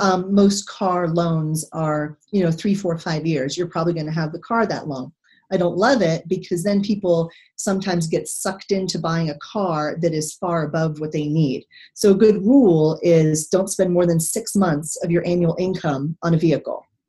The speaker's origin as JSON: {"language": "English", "region": "Texas", "country": "United States", "also_born_or_lived": "Pearl Harbor", "moved": "yes", "said": "I come from Texas"}